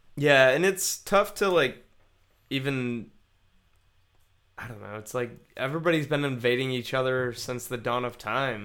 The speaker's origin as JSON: {"language": "English", "country": "United States", "tie": "born or raised there", "said": "I'm not American. I was born in this country"}